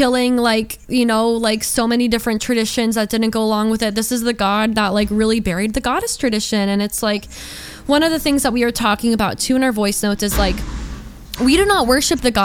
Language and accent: English; Georgia, United States; I grew up in Georgia